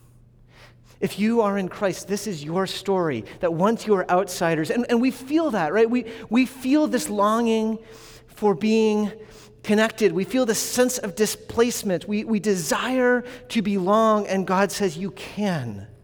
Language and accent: English; New England, United States; I'm from New England